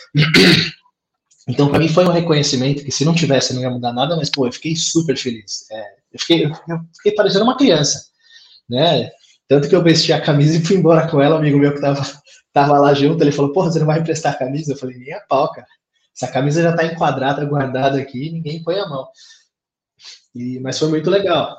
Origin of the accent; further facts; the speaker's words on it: Santo André, São Paulo, Brazil; Sou de Santo André